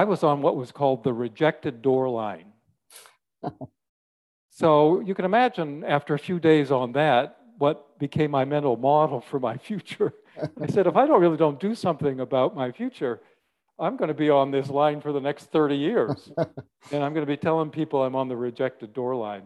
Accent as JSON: {"language": "English", "country": "Canada", "also_born_or_lived": "Washington State", "moved": "as an adult", "said": "I'm Canadian, and my wife and I at that time had moved down from Canada, and we were in Washington State where her sister was"}